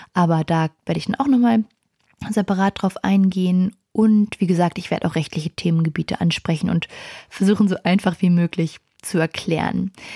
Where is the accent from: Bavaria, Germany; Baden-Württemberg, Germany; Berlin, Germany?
Berlin, Germany; Ich komme aus Berlin